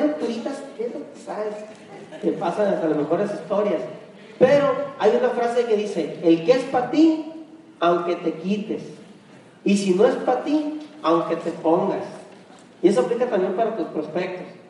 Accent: Hermosillo, Sonora, Mexico; nosotros originarios de Hermosillo, Sonora, ambos

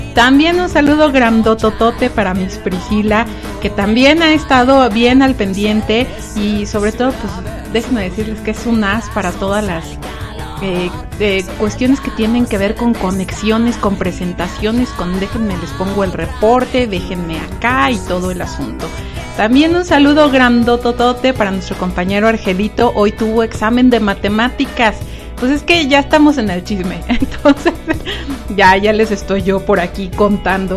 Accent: Mexico

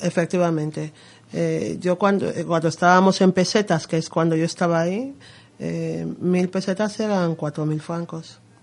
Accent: Malabo, Bioko Norte, Equatorial Guinea; first language Spanish; now in Madrid, Spain; Guinea Ecuatorial, de, mi, de mi tierra y de, Malabo

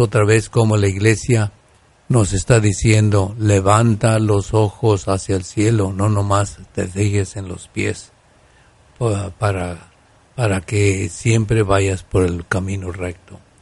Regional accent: Guanajuato, Mexico; en mi tierra de Guanajuato

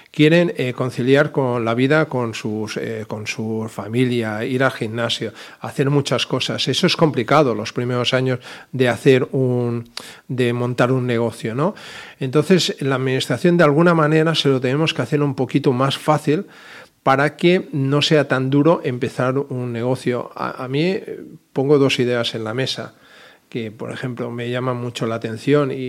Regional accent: Balearic Islands, Spain; Mi estimada calle Sindicato, que soy mallorquín

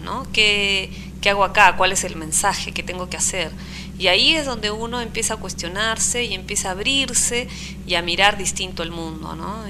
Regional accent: Arequipa, Peru; moved away; also born or lived in Trujillo, Peru; me fui a vivir a Arequipa, pero siento Arequipa como si fuera más mi mi lugar de nacimiento

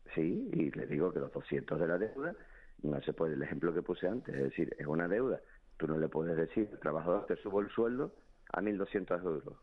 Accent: Canary Islands, Spain; como, como canarios y españoles

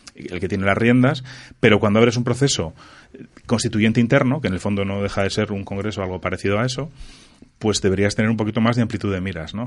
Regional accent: Spain; Yo soy español y me encanta ser español

